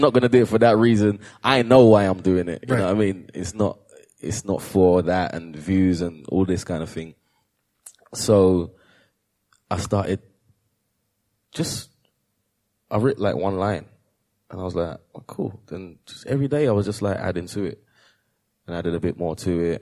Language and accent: English; United Kingdom; proud to be British